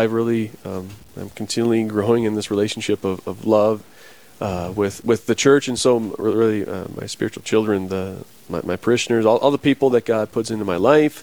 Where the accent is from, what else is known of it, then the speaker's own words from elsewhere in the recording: South Dakota, United States; Berks, South Dakota is my hometown. Grew up on a farm and ranch there